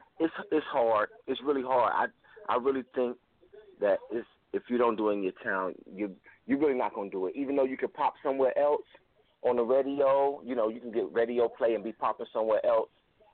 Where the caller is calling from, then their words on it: High Point, North Carolina, United States; I'm calling from High Point, North Carolina.